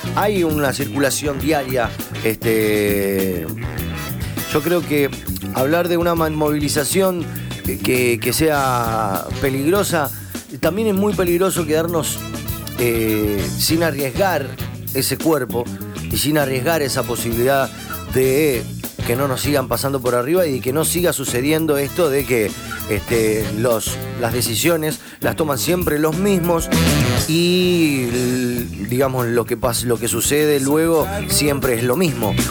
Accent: Rosario, Santa Fe, Argentina; Somos rosarinos. Donde no va la S la metemos

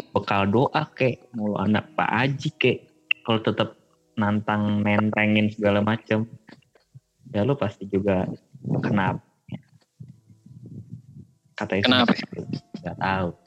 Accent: Java, Indonesia; gue mah orang Jawa nggak percaya gituan

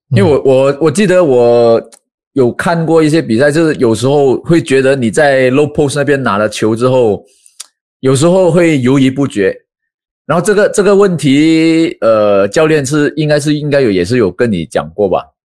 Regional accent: Malaysia; 我们马来西亚这边

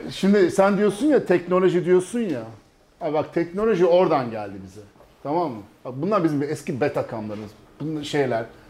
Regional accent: Belgium; moved away as an adult; now in Turkey; ben şimdi Belçika'da doğdum büyüdüm

